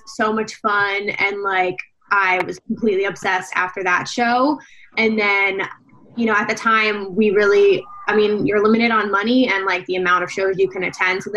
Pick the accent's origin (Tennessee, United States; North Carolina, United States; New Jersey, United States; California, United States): New Jersey, United States; we're also from New Jersey